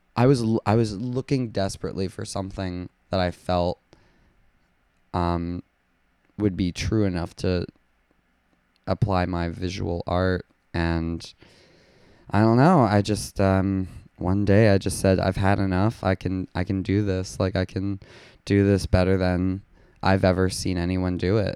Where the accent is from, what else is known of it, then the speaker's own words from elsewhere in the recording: West Palm Beach, Florida, United States; now in New York City, United States; originally I'm from West Palm Beach, Florida